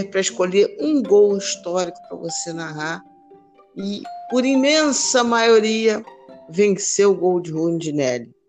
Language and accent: Portuguese; Brazil; Estamos na batalha como bons brasileiros e rubro-negros que somos.